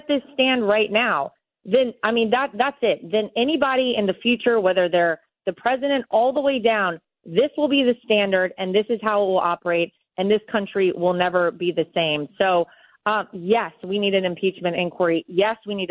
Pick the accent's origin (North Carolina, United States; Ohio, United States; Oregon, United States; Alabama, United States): North Carolina, United States; moved away; I grew up in North Carolina